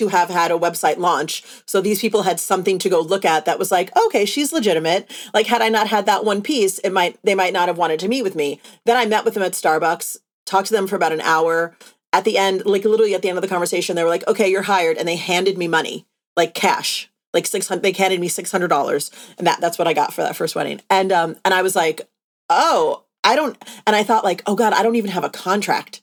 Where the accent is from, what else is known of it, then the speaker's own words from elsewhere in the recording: East Coast of the US, United States; now in Los Angeles, United States; my husband and I met in Los Angeles, even though we're both from the East Coast of the US